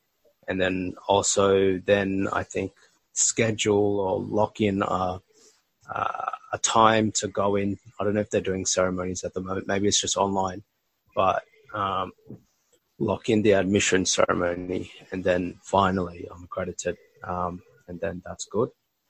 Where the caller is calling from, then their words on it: Melbourne, Victoria, Australia; I'm calling you from Melbourne right now.